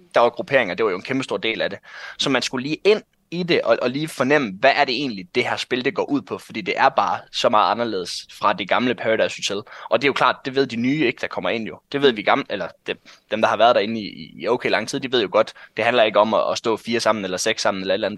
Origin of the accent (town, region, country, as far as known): North Jutland, North Denmark Region, Denmark